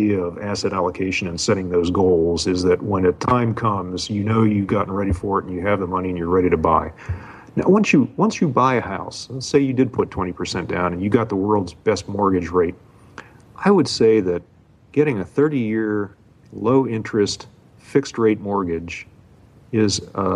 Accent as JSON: {"language": "English", "town": "Pittsburgh", "region": "Pennsylvania", "country": "United States", "tie": "born or raised there", "moved": "as an adult", "lives_now": "Hawaii, United States", "said": "I grew up in Pittsburgh"}